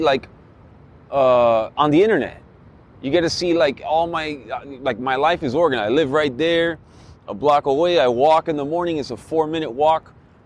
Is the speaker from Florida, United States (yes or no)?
yes; Miami, Florida, United States; moved away; I'm from Miami originally.